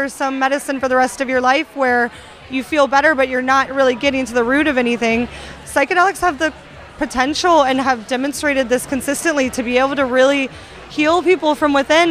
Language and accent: English; Florida, United States; I grew up in Florida for a time